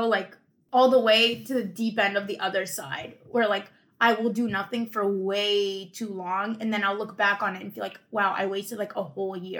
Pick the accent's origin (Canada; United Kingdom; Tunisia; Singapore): Tunisia; I'm from Tunisia, which is in northern Africa